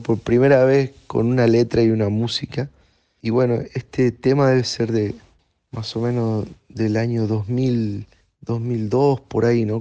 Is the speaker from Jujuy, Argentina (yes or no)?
yes; Jujuy, Argentina; moved away as an adult; volver a mi tierra con algo bajo el brazo